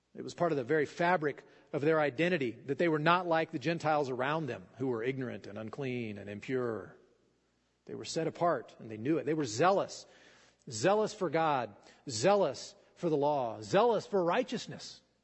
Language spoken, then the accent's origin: English; Fallon, Nevada, United States; I grew up in Fallon, and you know we didn't have a lot of water